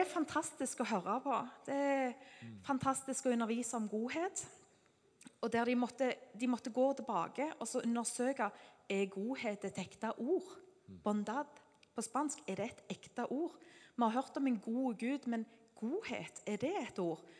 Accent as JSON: {"language": "Norwegian", "country": "Norway", "said": "Siden vi er nordmenn"}